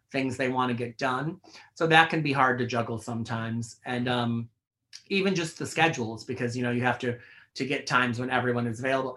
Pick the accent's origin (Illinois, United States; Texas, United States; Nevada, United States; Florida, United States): Illinois, United States; outside Chicago; now in New York, United States; people I know who I grew up with outside Chicago